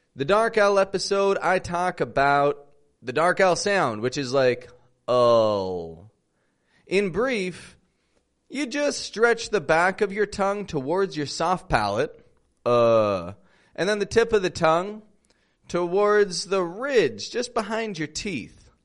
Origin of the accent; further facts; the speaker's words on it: Toronto, Ontario, Canada; now in Mexico; I'm from Toronto, Canada. I live in Mexico